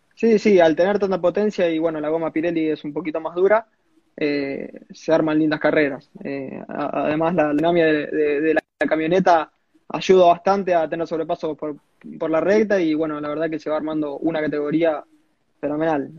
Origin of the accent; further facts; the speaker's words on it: small town near Rosario, Santa Fe, Argentina; yo soy un pueblito llamado Cebal, estoy a 40 kilómetros de Rosario